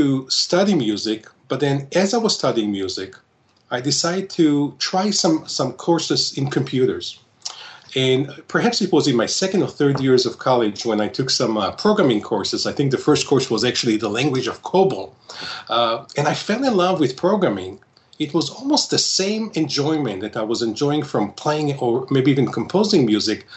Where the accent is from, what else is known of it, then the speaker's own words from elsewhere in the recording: Israel; moved away as an adult; now in Solon, Ohio, United States; I was born and raised in Israel